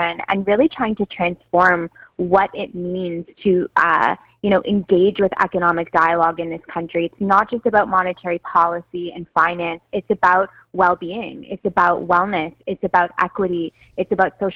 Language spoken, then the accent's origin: English; Toronto, Ontario, Canada; I grew up in Toronto